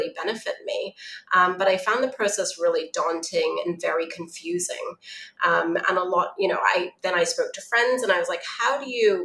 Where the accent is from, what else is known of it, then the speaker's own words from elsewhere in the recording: Hong Kong; growing up in Hong Kong with TCM